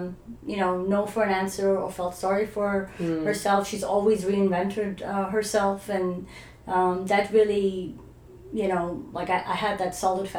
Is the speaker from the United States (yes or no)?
no; Dubai, United Arab Emirates; also born or lived in Iran / New Zealand / Australia; now in Canada; So I was born in Iran, and I grew up in Dubai before it was, you know, the glamorous Dubai it is today.